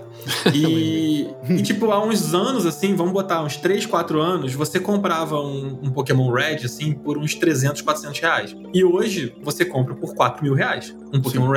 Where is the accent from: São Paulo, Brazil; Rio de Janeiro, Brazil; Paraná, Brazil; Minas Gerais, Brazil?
Rio de Janeiro, Brazil; num bairro que eu cresci aqui no Rio de Janeiro